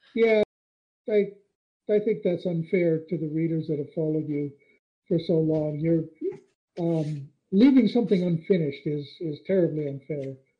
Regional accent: United States; I grew up on the Mexican border

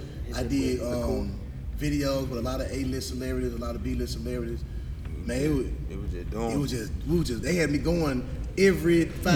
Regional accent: Memphis, Tennessee, United States; now in Mississippi, United States; Even though I'm from Mississippi now, but I'm from Memphis, though.

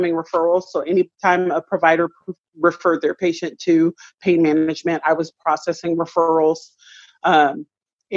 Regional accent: Tacoma, Washington, United States; Born and raised in Tacoma

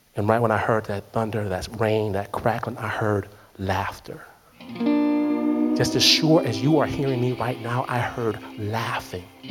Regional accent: Detroit, Michigan, United States; I'm from Detroit

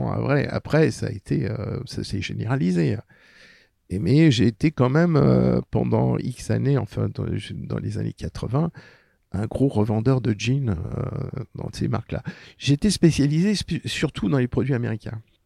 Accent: Paris, Île-de-France, France; quand j'étais môme, euh, j'étais dans le milieu populaire, j'ai vécu Paris-Centre, côté de Belleville

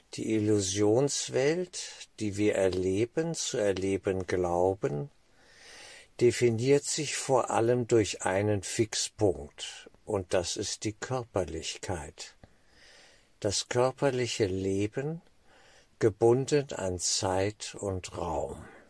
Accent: Germany

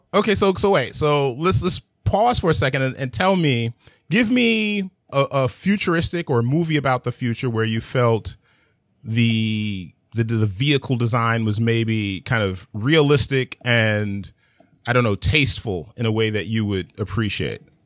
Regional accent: New York City, New York, United States; I'm from Manhattan

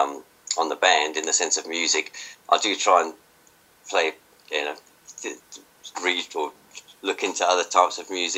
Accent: Johannesburg, Gauteng, South Africa; moved away; I came over from Johannesburg, South Africa in 84.

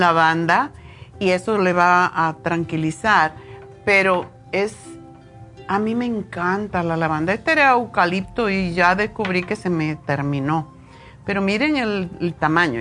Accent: Cuba; moved away as an adult; also born or lived in Los Angeles; me fui de Cuba

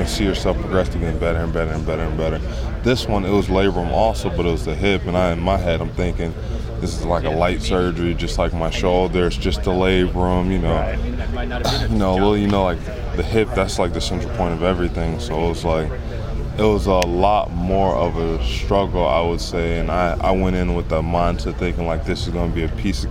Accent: Los Angeles, California, United States; also born or lived in Nebraska; now in New York area, United States; I'm from Los Angeles.

